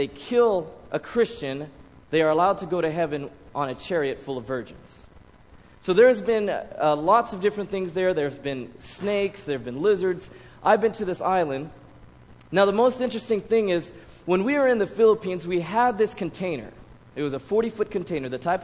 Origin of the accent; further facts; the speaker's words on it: Loma Linda, California, United States; I've been born and raised in Loma Linda